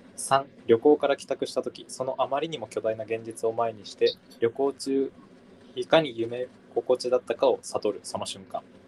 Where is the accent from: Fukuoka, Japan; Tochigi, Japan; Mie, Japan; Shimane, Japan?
Fukuoka, Japan; Kitakyushu; now in Kyoto, Japan; 俺これから北九州帰んのかと思って。